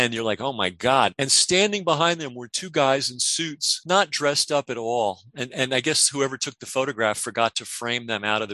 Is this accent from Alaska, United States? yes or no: no; New York City, New York, United States; moved away; I grew up partially in the Bronx